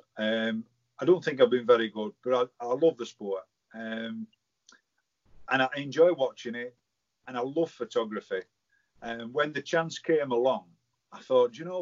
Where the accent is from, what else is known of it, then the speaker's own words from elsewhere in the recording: Barnsley, Yorkshire and the Humber, United Kingdom; born and bred in Hathersley.